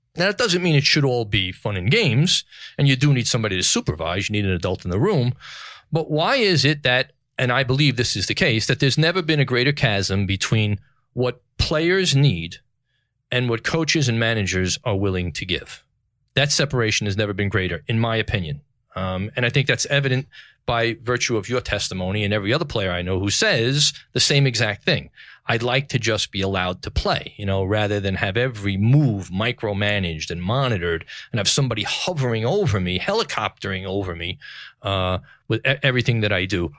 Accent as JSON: {"language": "English", "town": "New York City", "region": "New York", "country": "United States", "tie": "born or raised there", "said": "New York City, the greatest city in the world, my hometown"}